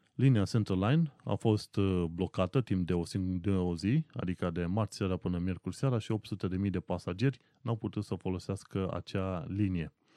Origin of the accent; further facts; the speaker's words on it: Brașov, Brașov County, Romania; moved away as an adult; now in London, United Kingdom; Nu stau ca acasă în Brașov